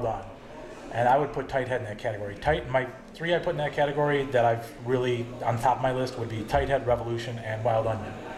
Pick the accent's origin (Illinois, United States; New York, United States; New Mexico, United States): Illinois, United States; Mundelein; Mundelein is actually my hometown. I grew up in Mundelein, right Mundelein High School